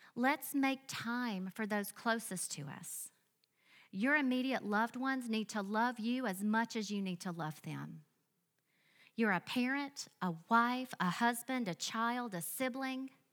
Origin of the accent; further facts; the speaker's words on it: Biloxi, Mississippi, United States; I grew up in a small, sweet church in Biloxi, Mississippi.